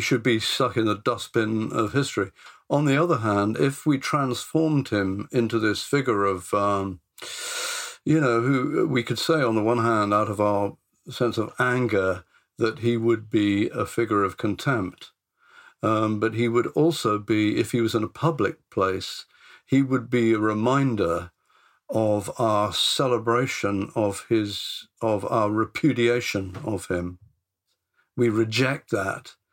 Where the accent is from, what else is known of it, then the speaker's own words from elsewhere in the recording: Bristol, South West England, United Kingdom; I came from Bristol. I comes from Bristol.